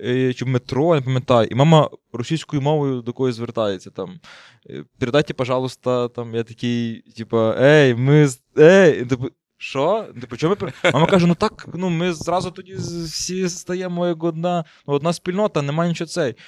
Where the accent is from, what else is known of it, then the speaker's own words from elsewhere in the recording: Ternopil Oblast, Ukraine; moved away as an adult; also born or lived in Kyiv; Я сам з Тернопільської області